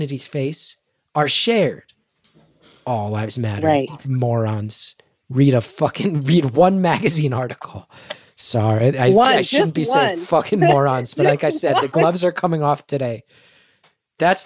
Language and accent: English; New York City, New York, United States; I'm an artist from New York City